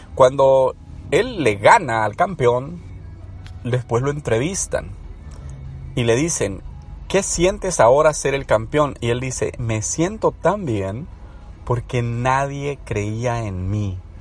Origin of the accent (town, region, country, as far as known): El Salvador